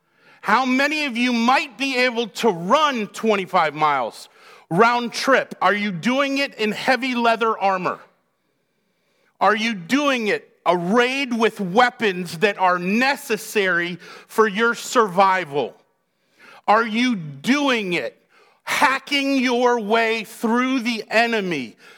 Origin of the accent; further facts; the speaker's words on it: Massachusetts, United States; Poland Spring. I don't know why. It's what I grew up in just outside Boston.